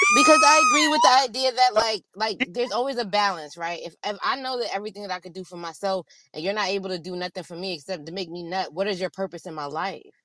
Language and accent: English; East Coast, United States; I grew up on the East Coast